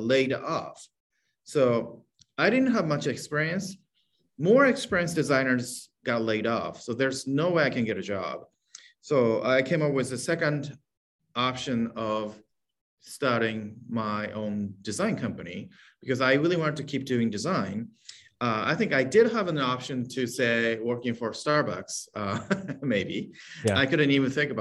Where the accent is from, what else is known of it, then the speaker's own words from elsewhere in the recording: Hokkaido, Japan; moved away as an adult; now in San Francisco, United States; I was born and raised in Japan. Place called Hokkaido, and it's a northern island of the country.